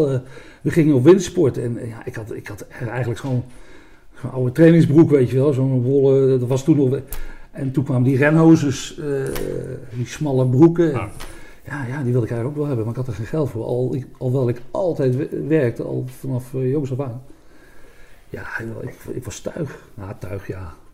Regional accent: Malden, Gelderland, Netherlands; moved away; also born or lived in Rheden / Nijmegen / Roosendaal; Ik kom uit Nijmegen. Ik ben geboren in Reden, achter Arnhem, Postbank. Nee, ja, ik kom uit Nijmegen. Ik Malden.

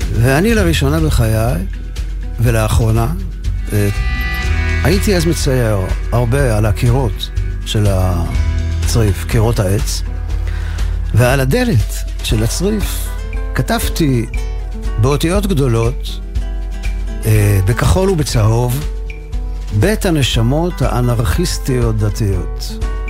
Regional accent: Givatayim, Tel Aviv District, Israel; לנו בגבעתיים

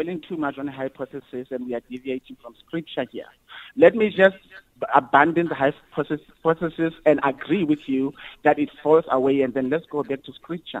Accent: South Africa; I am a Zulu, I was born from Gwanongoma.

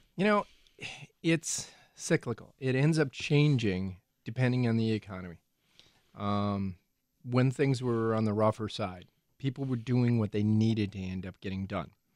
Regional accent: Ozaukee County, Wisconsin, United States; Ozaki County Fair myself because that's my hometown

